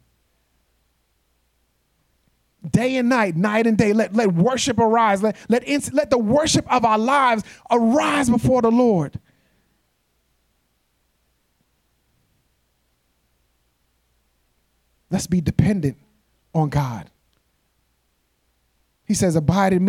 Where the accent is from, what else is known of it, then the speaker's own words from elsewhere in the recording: New York, United States; moved away; I'm from New York